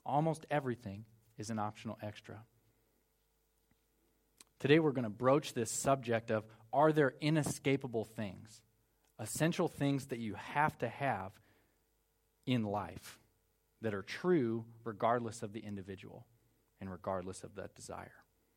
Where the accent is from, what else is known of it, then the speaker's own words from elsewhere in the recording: United States; moved away; I'm American